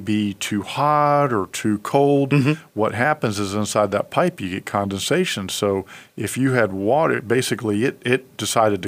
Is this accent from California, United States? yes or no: no; Washington, United States; moved away; I'm from Washington State originally